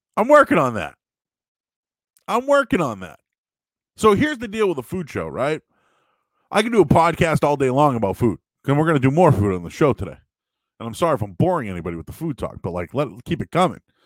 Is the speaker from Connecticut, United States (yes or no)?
no; Boston, Massachusetts, United States; moved away as an adult; now in Peabody, United States; I'm from Boston. I'm from the city. So, you know, I grew up in the Hyde Park, Rosendale, West Roxbury area.